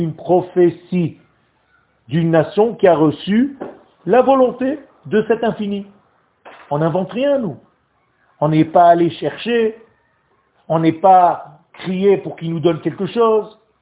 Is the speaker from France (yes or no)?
no; Israel; French is a second language; moved away; le français n'est pas ma langue natale, parce que moi je suis né en Israël, moi. Moi j'ai appris à parler français juste à 15 ans